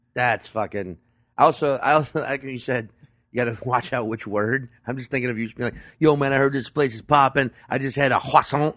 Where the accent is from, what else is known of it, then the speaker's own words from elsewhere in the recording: Chalmette, Louisiana, United States; also born or lived in New Orleans suburbs; I'm originally from Shalamette, Louisiana, which, if you know your New Orleans, that's, like, the Staten Island